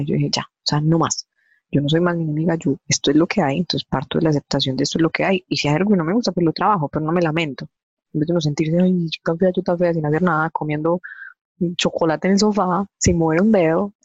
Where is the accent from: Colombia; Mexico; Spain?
Colombia; Medellín, Antioquia; now in Envigado, Colombia; Soy, soy de Medellín, obviamente, como pueden escucharlo, pero actualmente vivo en Envigada. Eh, digamos, tengo 32 años. Eh, yo estudié siempre aquí en Medellín